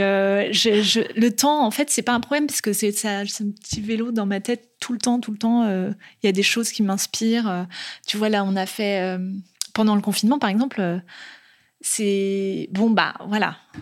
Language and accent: French; Nantes, Pays de la Loire, France; moved away as an adult; je suis née à Nantes et que je passe toute mon enfance euh, ici